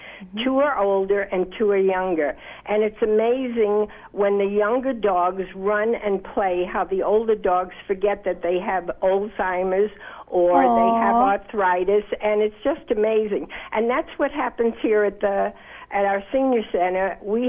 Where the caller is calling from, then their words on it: Herndon, Virginia, United States; I'm calling from Herndon from my senior center